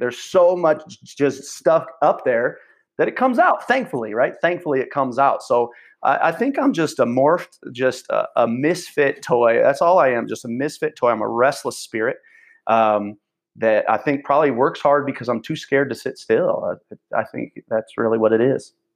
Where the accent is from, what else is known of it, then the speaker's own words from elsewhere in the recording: near Champaign, Illinois, United States; ended up in Champaign, which was the biggest city near where I grew up in Champaign, Illinois